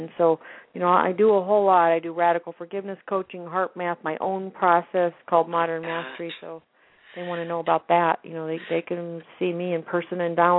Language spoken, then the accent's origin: English; Iowa, United States; moved away; I'm from Iowa, so I go back